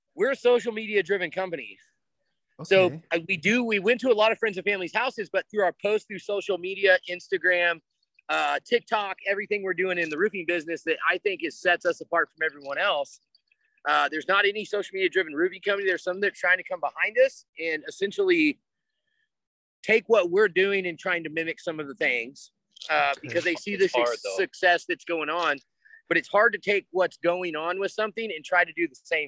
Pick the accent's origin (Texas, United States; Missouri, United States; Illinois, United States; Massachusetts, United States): Texas, United States; Midland; moved away as an adult; also born or lived in Lubbock, Texas / California / Oregon / Dallas, Texas; I grew up in Midland, Texas, went to Midland High down the street.